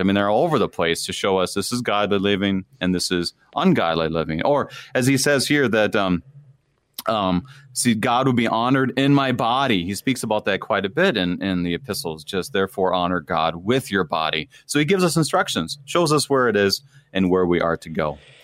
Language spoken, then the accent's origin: English; Wadena, Minnesota, United States; moved away as an adult; I grew up in Wadena, Minnesota, and my dad was a pastor there for twenty-one years